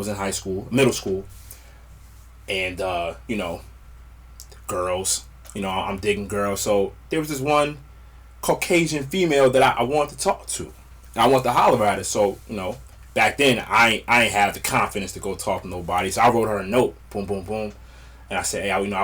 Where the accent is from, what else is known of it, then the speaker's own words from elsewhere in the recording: Westwood, New Jersey, United States; I grew up in Westwood, New Jersey.